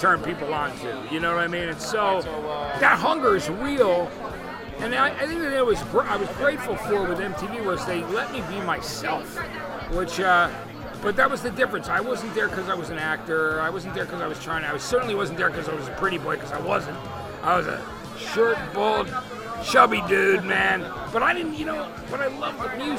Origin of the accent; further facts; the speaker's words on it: East Brunswick, New Jersey, United States; also born or lived in Athens, Georgia; I grew up in New Jersey. So where I was in central New Jersey was kind of a cool place to be. It was closer to New York City, where I was, in a town called East Brunswick